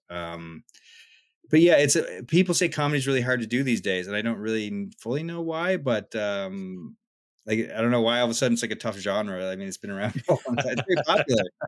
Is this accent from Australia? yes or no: no; West Covehead, Prince Edward Island, Canada; where I grew up in West Cove Head